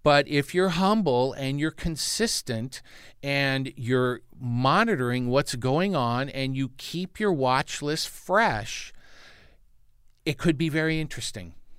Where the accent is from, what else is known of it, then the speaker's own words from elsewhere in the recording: Santa Monica, California, United States; I, I grew up in Santa Monica, California, which is a neighbor to Malibu